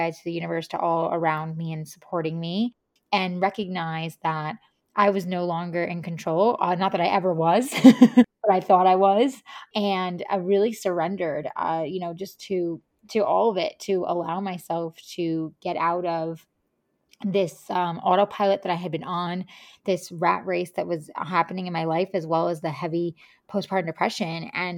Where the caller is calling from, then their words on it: Tennessee, United States; also born or lived in California; But yeah, I'm calling in from Tennessee, and I'm just excited to have this conversation with you.